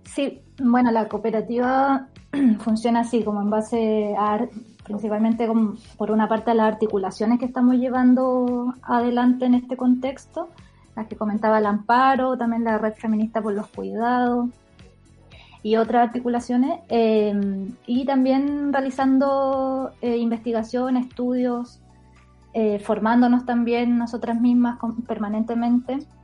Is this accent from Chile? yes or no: yes; Puchuncaví, Valparaíso, Chile; Yo soy de Puchuncaví